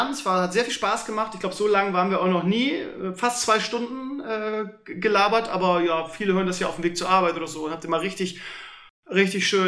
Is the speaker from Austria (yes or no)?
no; Bremen, Germany; hoffe natürlich als Bremer auf eine ruhige Saison